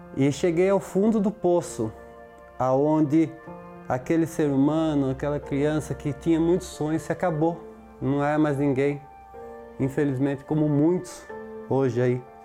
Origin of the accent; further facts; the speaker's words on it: Bragança Paulista, São Paulo, Brazil; sou de Bragança Paulista